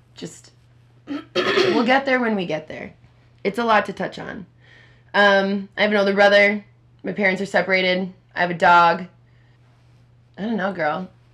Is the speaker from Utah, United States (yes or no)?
no; Minneapolis, Minnesota, United States; also born or lived in Richfield, Minnesota; I'm uh, 27 years old, born and raised in Minneapolis, Minnesota